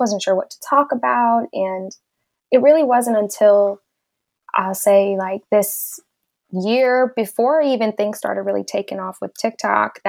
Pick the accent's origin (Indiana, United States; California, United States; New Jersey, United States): California, United States; Southern; I've grown up in Southern California all of my life